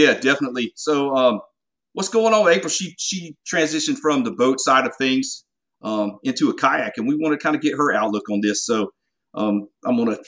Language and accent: English; Golden Isles area, Southeast Georgia, United States; accent: Southern; I grew up in the Golden Isles area in Southeast Georgia